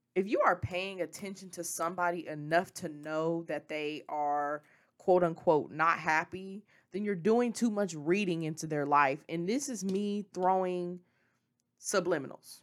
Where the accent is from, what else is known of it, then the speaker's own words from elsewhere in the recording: Memphis, Tennessee, United States; moved away; I'm from Memphis. Memphis is who, it, the Memphis is where I was raised. It was where I was born